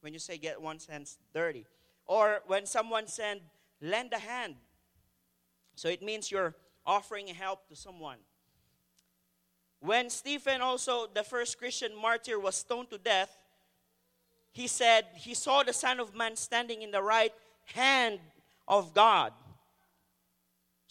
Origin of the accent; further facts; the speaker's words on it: Philippines; now in Canada; as a Filipino, we have a different way of pointing directions